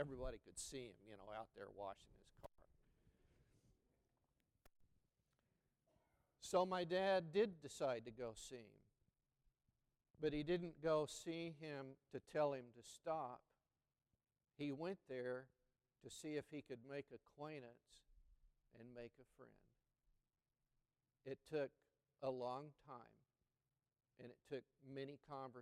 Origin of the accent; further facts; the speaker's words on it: McAlester, Oklahoma, United States; as a boy growing up in McAlester, Oklahoma, where my father pastored a Southern Baptist church in that small town